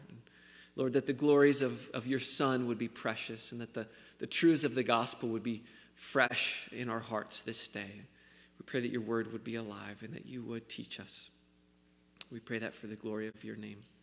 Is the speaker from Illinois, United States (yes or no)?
no; St. Albans, West Virginia, United States; also born or lived in Uganda; I grew up in St. Albans. I didn't say that, so I am a, a West Virginia boy. Um, born and raised.